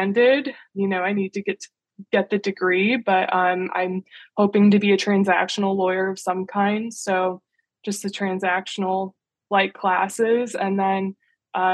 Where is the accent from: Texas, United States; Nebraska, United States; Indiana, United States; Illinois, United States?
Indiana, United States; moved away as an adult; now in Washington, D.C., United States; I grew up in Indiana.